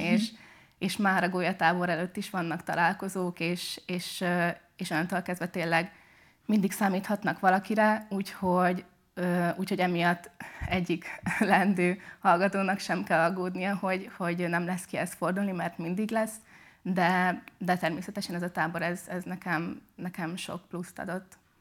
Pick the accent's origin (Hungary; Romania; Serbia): Hungary; Szekszárd, Tolna; moved away as an adult; now in Pécs, Hungary; de eredetileg Szexádra származom. Én ott nőttem fel, ott is jártam gimibe